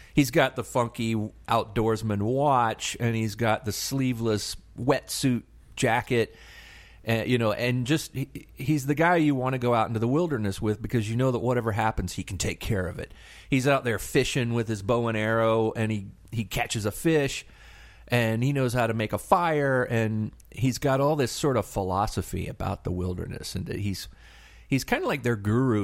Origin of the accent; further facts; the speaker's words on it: Tallahassee, Florida, United States; now in Atlanta, United States; my hometown, Tallahassee, Florida